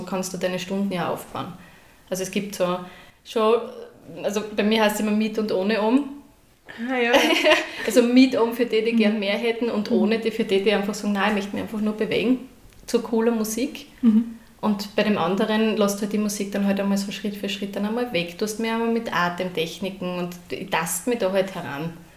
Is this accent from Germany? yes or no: no; Graz, Styria, Austria; now in Trofaiach, Austria; ich bin ja ursprünglich aus Graz